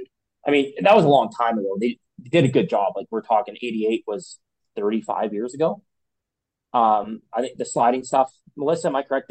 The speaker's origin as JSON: {"language": "English", "country": "Canada", "also_born_or_lived": "Europe", "said": "it's one thing about Canadian athletes. It's unique. Like, we're not from Central Europe."}